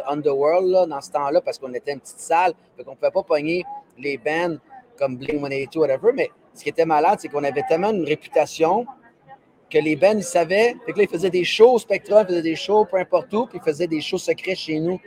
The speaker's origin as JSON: {"language": "French", "region": "Quebec", "country": "Canada", "said": "je suis un Québécois, puis, tu sais, je suis fier de ça"}